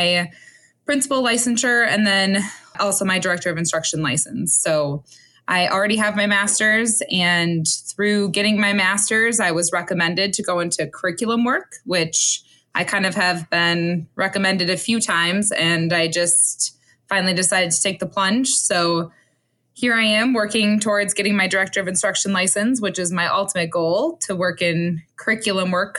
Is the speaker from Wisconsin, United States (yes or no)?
yes; Onalaska, Wisconsin, United States; I am from the district that I work in. So I grew up in the Onalaska area.